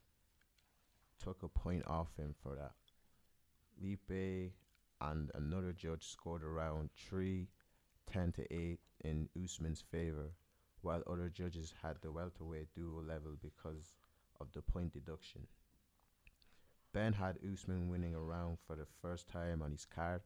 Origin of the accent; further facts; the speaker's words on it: Ireland; I'm Irish